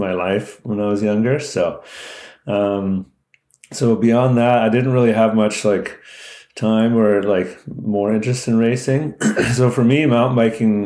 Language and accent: English; Delta, British Columbia, Canada; I grew up in North Delta, which is kind of a small town on the edge of Vancouver in British Columbia.